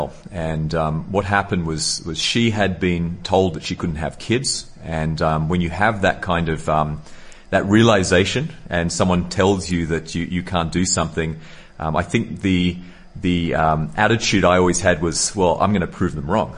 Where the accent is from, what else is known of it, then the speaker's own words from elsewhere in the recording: Sydney, New South Wales, Australia; I was born in Sydney, Australia